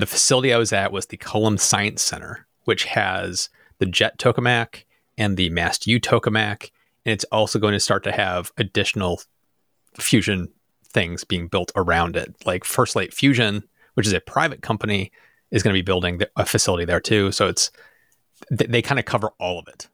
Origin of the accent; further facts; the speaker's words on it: United States; I'm from America.